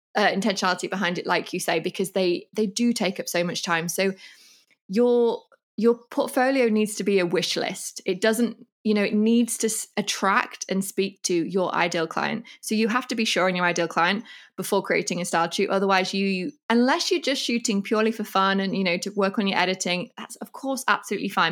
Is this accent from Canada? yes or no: no; England, United Kingdom; moved away as an adult; now in Mallorca, Spain; I'm from England and I love England in a million ways